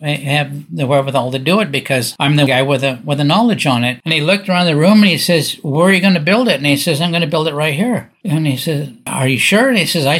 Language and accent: English; Newport Beach, California, United States; moved away as an adult; also born or lived in Washington State; I grew up in Newport Beach, California, in a very wealthy area on an island in the middle of the Newport Harbor